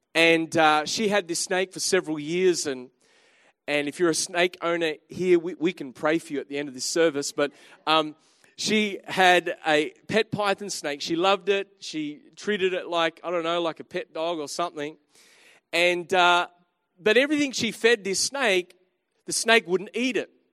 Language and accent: English; Australia; I'm an Aussie